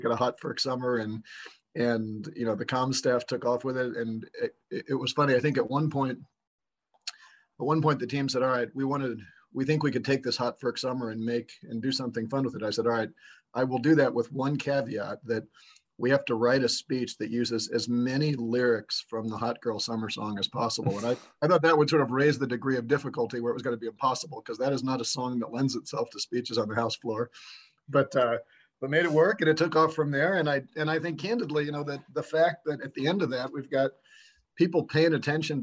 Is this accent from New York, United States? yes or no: yes; Westchester County, New York, United States; now in Illinois, United States; this is growing up in New York in the 80s